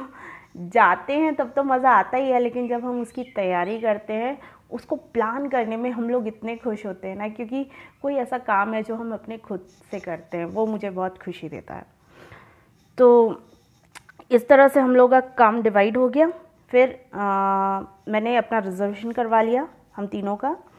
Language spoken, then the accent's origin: Hindi; Dindori, Madhya Pradesh, India; मैं डिंडौरी से हूँ